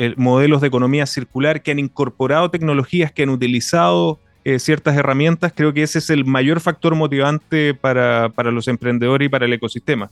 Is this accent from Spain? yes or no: no; Iquique, Tarapacá, Chile; Yo vivo en, Iquique, aquí en la región de, de Tarapacá, y siento también una, una responsabilidad del, lugar donde yo nací donde, y donde vivo.